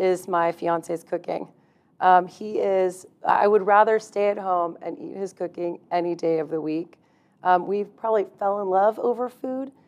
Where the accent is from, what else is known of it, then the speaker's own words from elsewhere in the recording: Texas, United States; moved away as an adult; now in Jacksonville, United States; I'm from Texas